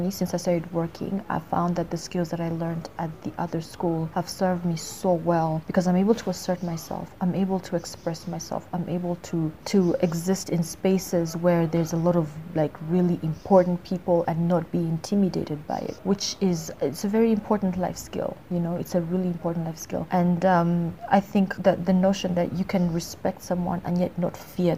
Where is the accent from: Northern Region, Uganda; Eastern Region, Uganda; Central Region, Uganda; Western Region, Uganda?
Central Region, Uganda; Kampala; I'm from Kampala, Uganda